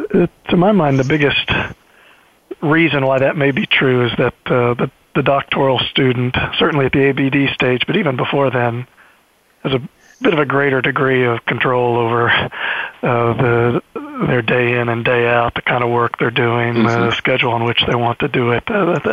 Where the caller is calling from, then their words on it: New Haven, Connecticut, United States; Yeah, I'm calling in from New Haven, Connecticut, where I'm a few weeks in to my first semester at the Yale Law School.